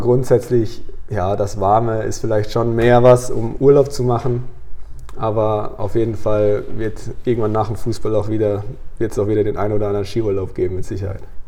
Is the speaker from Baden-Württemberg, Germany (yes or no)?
yes; German side of the border near Basel, Baden-Württemberg, Germany; now in Flensburg, Germany; habe immer auf deutscher Seite gewohnt, aber aufgrund der Herkunft meiner Mama bin ich da in Basel auf die Welt gekommen